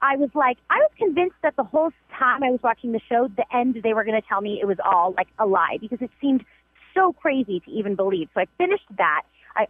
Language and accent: English; New York, United States; accent: Bronx; now in Los Angeles, United States; My accent has come back, like, super strong. It gives me, like, 48 hours in New York, and all of a sudden I sound like, you know, back in the Bronx